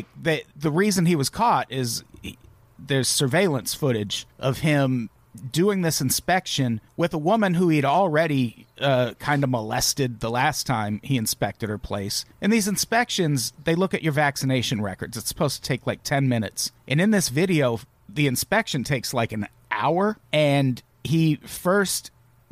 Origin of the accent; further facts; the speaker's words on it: Peoria, Illinois, United States; moved away as an adult; also born or lived in Wisconsin / South Dakota; I lived in Peoria for 20 years, and then Wisconsin and South Dakota